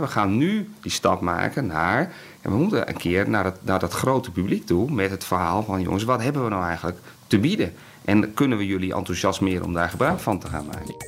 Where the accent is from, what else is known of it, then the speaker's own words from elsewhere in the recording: Netherlands; ons Nederland